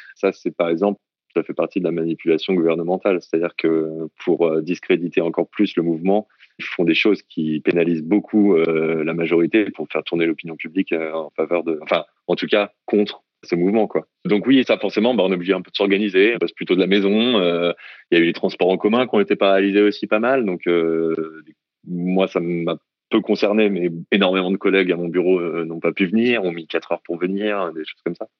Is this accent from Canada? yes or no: no; France; moved away as an adult; now in Hong Kong; pour moi en tant que Français